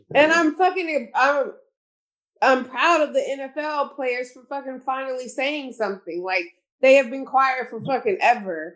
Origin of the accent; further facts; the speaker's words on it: Houston, Texas, United States; moved away; I'm from Houston